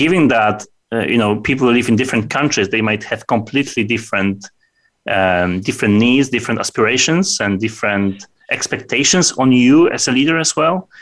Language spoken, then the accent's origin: English; Poland; it's typical for Poles that when we meet people in the morning